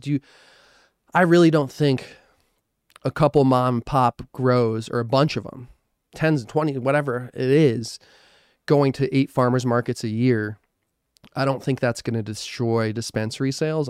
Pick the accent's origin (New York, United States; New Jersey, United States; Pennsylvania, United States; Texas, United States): New Jersey, United States; moved away; I'm from New Jersey